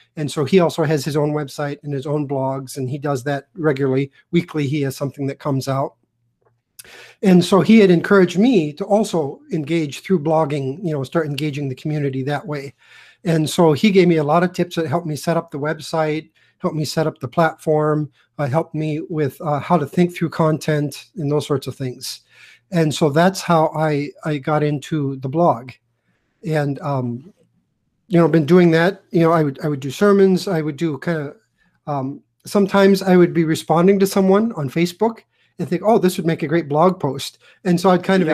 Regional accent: Iowa, United States; I grew up in Iowa. I'm like a sixth generation Iowan

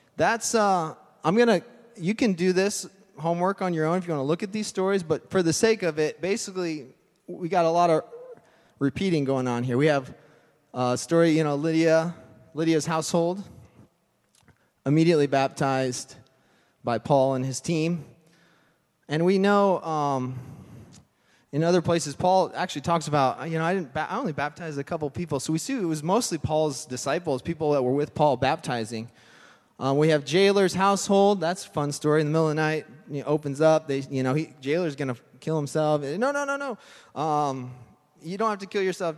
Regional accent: Colorado, United States; moved away; I'm from Colorado

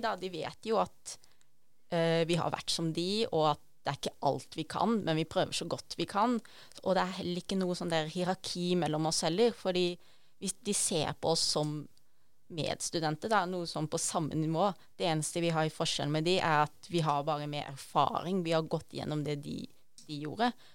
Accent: Arendal, Agder, Norway; moved away; Jeg kommer jo egentlig fra Arendal, Sørlandet

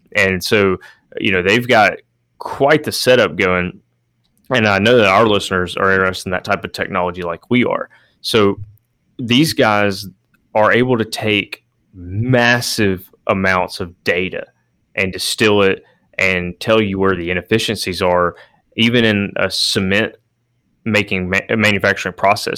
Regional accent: Alabama, United States; growing up in Alabama

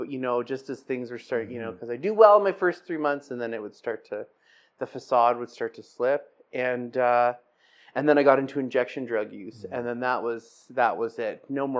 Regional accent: Scotland, United Kingdom; and I'm Scottish, so that was like like a go-to for me, right?

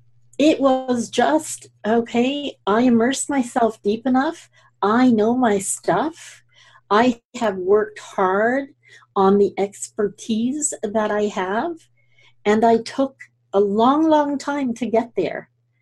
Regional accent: Scotland, United Kingdom; now in Canada; So I'm also Scottish, and we tend to name our homes. My family back in Scotland, a lot of them live in homes that don't really have addresses.

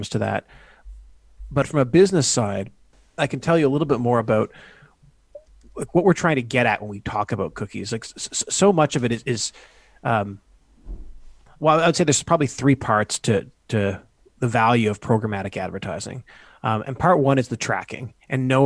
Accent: Canada; also born or lived in United States; I grew up in Canada

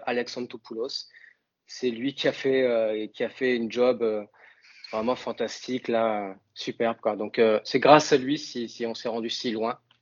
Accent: north of France, France; accent: accent du nord de la France; moved away as an adult; now in Canada; j'ai gardé mon accent français, j'ai gardé mon accent du nord de la France

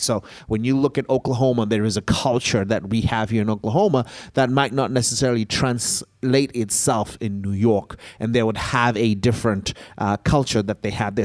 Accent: Zimbabwe; moved away; I grew up in Zimbabwe

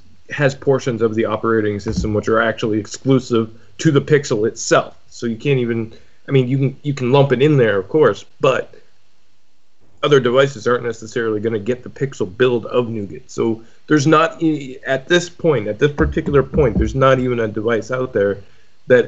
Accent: Canada; being Canadian

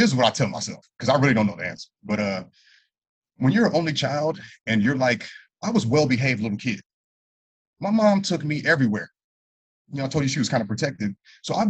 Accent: Los Angeles, California, United States; also born or lived in Santa Clarita Valley, California; I grew up in San Fernando Valley. I was born in San Fernando Valley, went to elementary school.

